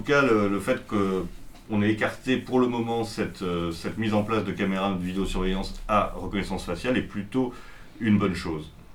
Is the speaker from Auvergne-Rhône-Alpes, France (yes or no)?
no; Paris, Île-de-France, France; en tant que Parisien